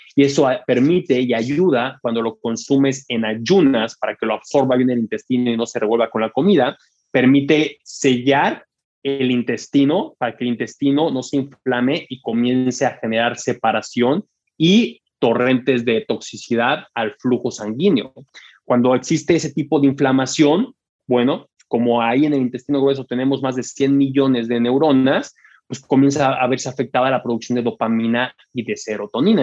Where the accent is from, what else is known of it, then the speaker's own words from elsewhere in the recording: Mexico; a mí como mexicano